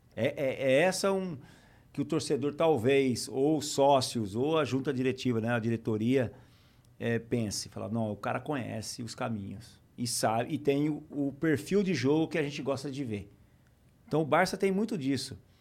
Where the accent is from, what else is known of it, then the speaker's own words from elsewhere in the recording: Taquaritinga, São Paulo, Brazil; moved away as an adult; also born or lived in Barcelona / Lyon; o campinho de terra onde eu joguei durante minha infância toda, em Taquaritinga